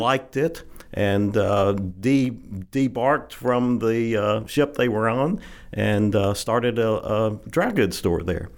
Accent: Holly Grove, Arkansas, United States; I grew up in the fifties and sixties, and, uh, back at that time, Holly Grove was a bustling little cotton

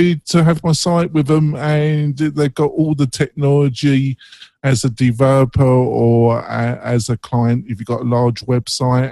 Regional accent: England, United Kingdom; I'm English, and I have friends in England

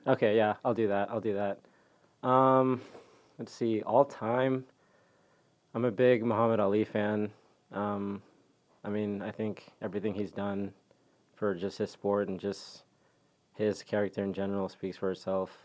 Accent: McKinney, Texas, United States; also born or lived in Dallas, Texas / Zimbabwe; I did grow up in McKinney

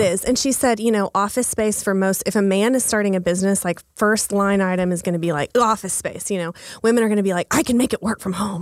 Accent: Texas, United States; moved away as an adult; now in Oklahoma City, United States; I'm from Texas, um, a really small town in Texas.

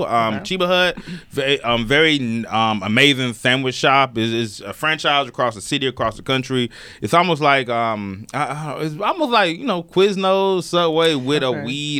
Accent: the South, United States; I'm from the South

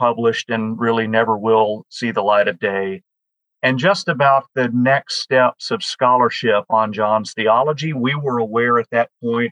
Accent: Birmingham, Alabama, United States; Birmingham, Alabama, which is my hometown

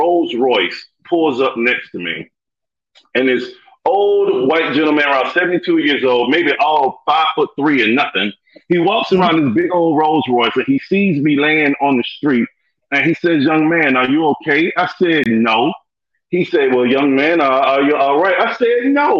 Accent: Atlanta, Georgia, United States; I'm from Atlanta, went to Lithonia High School

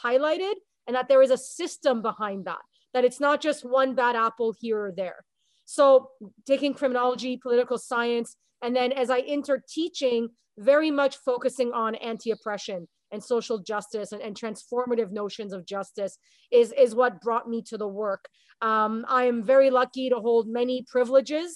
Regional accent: South Florida, United States; also born or lived in Montreal, Canada; now in Canada; I went to high school in the United States in Southern Florida. I was born in Montreal.

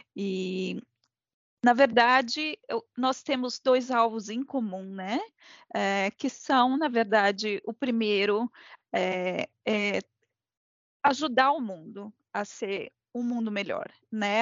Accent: Brazil; somos brasileiros com muito orgulho

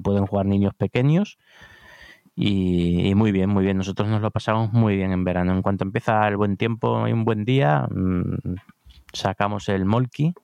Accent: Cádiz, Andalusia, Spain; now in Madrid, Spain

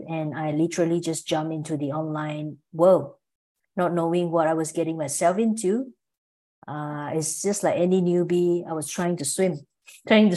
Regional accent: Malaysia; moved away as an adult; also born or lived in Singapore / Melbourne, Australia; I'm from Malaysia originally, but I spent about 14 years living in Singapore and Melbourne, Australia.

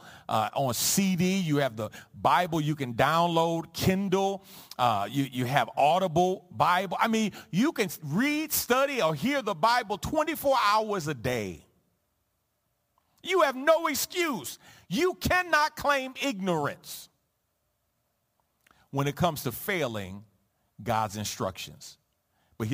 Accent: New York City, New York, United States; growing up in the Jacob Riis housing projects on the Lower East Side of Manhattan

